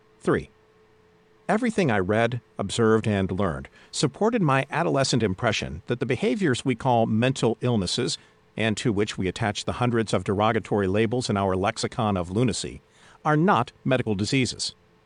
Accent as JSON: {"language": "English", "region": "Budapest", "country": "Hungary", "tie": "born or raised there", "second_language": "English", "said": "Growing up in Budapest in the 1920s, I learned about the famous 19th century Hungarian obstetrician Ignaz Semmelweis"}